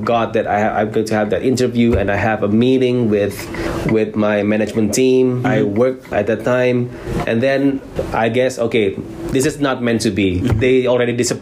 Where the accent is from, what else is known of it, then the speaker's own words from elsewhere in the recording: Jakarta, Indonesia; moved away as an adult; now in South Korea; I'm from Jakarta, Indonesia, and currently I teach design